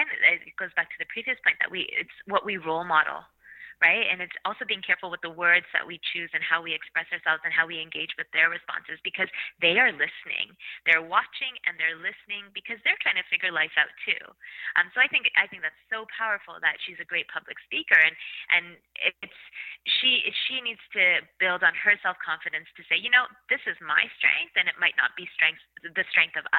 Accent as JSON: {"language": "English", "country": "Canada", "tie": "born or raised there", "said": "I've was very lucky to be born and raised in Canada, where I had access to education"}